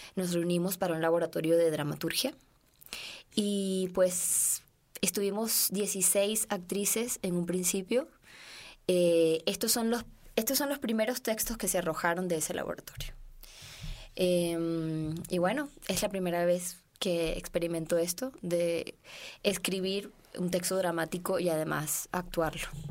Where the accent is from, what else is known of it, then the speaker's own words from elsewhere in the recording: Venezuela; now in Mexico; yo como venezolana